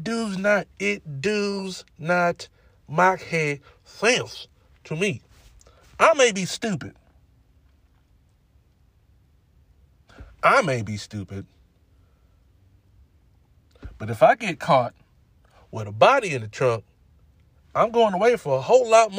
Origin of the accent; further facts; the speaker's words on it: California, United States; I'm from California